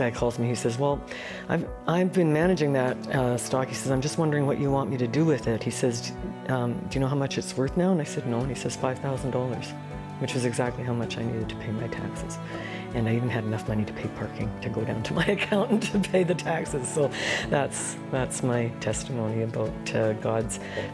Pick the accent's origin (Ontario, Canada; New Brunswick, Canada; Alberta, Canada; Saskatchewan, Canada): Alberta, Canada; Calgary; I'm from Calgary.